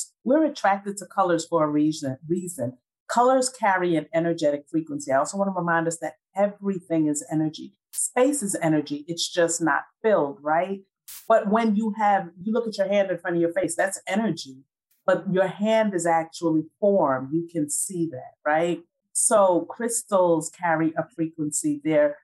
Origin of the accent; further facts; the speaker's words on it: New York City, New York, United States; moved away as an adult; now in Atlanta, United States; 1992, I relocated from Brooklyn, New York, where I was born and raised, to Atlanta, Georgia